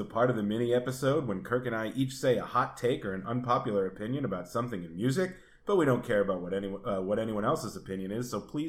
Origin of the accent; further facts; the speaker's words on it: East Coast, United States; now in West Coast, United States; I'm from the East Coast and I live on the West Coast